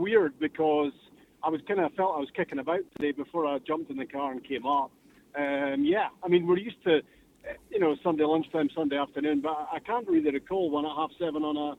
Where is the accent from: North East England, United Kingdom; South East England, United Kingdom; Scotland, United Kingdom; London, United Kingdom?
Scotland, United Kingdom; Inverness; Actually, when I come up to 89, my accent changes. By the time I get to Inverness, I start saying right enough and things like that. And back to my roots.